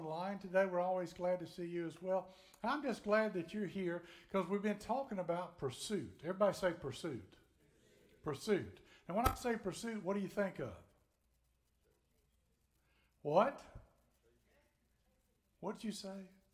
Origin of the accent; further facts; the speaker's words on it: Tennessee, United States; I'm from Tennessee